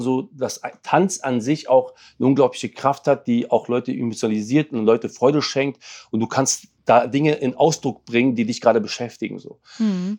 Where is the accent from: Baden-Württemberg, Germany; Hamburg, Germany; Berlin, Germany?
Berlin, Germany; German is a second language; also born or lived in Lebanon; Ich bin ja sieben Jahre alt, bin nach Berlin gekommen, wir sind aus dem Libanon geflüchtet